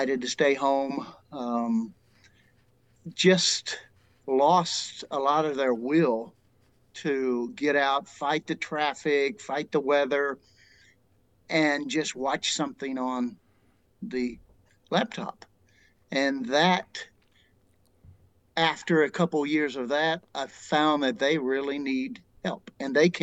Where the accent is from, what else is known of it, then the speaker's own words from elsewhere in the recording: Tennessee, United States; Growing up in Tennessee, I didn't really have that many languages or people from various countries